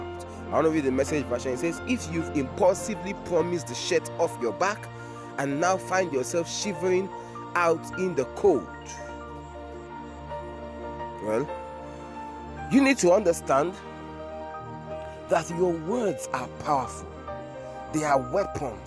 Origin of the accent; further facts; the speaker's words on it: Nigeria; I am Nigerian. I am Nigerian. Everything inside of me is Nigerian.